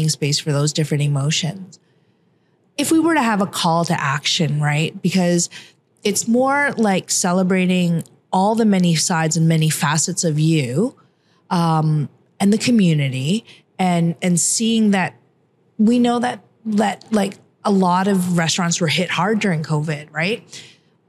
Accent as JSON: {"language": "English", "town": "Toronto", "region": "Ontario", "country": "Canada", "tie": "born or raised there", "said": "it's my hometown"}